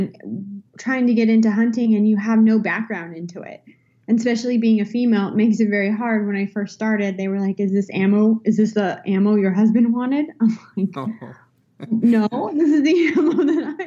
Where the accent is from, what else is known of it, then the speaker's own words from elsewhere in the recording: California, United States; I'm born and raised in California